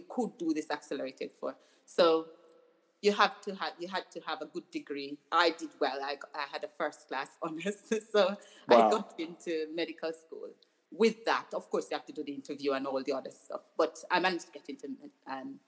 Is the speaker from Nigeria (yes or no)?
no; Jamaica; now in United Kingdom; I grew up in Jamaica